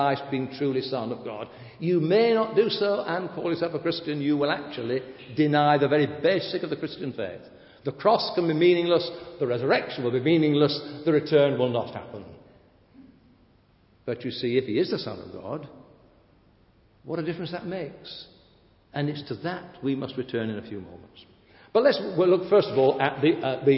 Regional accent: United Kingdom; I am British

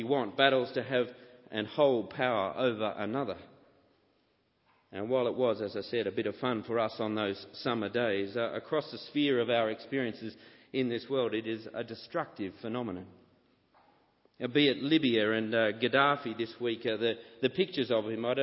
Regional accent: Sydney, New South Wales, Australia; as a boy growing up in Sydney

